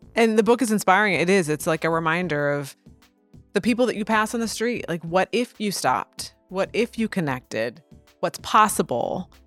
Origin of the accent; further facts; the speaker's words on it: Edwardsville, Illinois, United States; now in St. Louis, United States; I grew up in Edwardsville